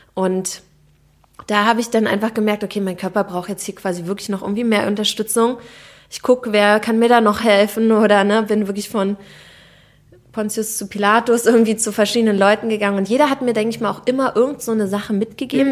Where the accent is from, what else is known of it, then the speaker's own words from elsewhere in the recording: Berlin, Germany; ich bin aus Berlin, Berlinerin